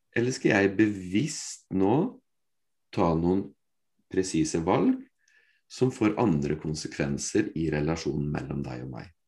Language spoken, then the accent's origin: Norwegian; Fredrikstad, Østfold, Norway; Jeg er fra Fredrikstad